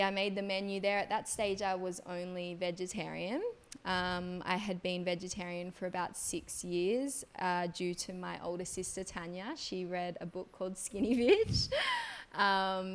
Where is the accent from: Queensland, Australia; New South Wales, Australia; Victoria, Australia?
New South Wales, Australia; Gerringong; moved away as an adult; now in Bali, Indonesia; I'm actually from a small little town in New South Wales, Australia. It's called Gerringong, a couple of hours south of Sydney. My mother's Balinese, my dad's Australian. I grew up, did all of my school throughout Australia, but moved to Bali about 10 years ago.